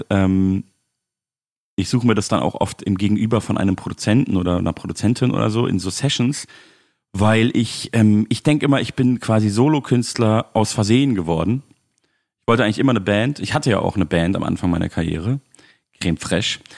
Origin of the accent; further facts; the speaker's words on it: Munich, Bavaria, Germany; Ähm, und in München, in meiner Heimatstadt, spiele ich im Theatron.